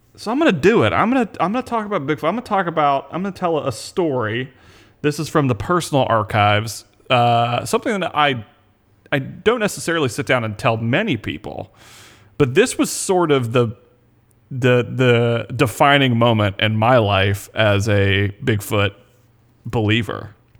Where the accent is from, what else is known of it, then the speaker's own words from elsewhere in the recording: Panama City, Florida, United States; grew up in Panama City, Florida, in the Panhandle